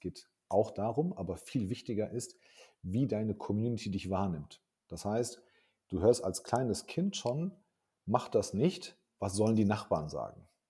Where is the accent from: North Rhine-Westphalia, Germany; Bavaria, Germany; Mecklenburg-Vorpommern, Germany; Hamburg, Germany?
North Rhine-Westphalia, Germany; Hagen; aber ich komme aus Hagen, ich bin in Deutschland geboren.